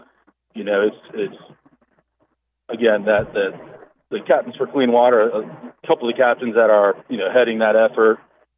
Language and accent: English; Punta Gorda, Florida, United States; now in Jacksonville, United States; I've been in Jacksonville for about 10 years, but I was born and raised in Punta Gorda.